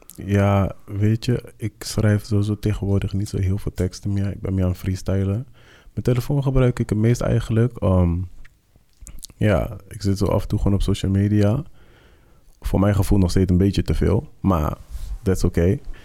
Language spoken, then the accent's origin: Dutch; Netherlands; als wij hier als Nederlanders